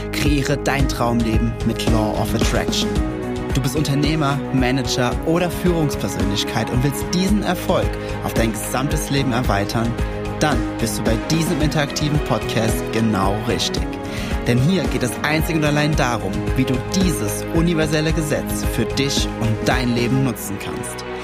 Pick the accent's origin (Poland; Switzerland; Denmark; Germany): Germany; Rhineland-Palatinate; Ich komme ja aus dem Westerwald, ne? Äh, überall Wald, kleine Orte.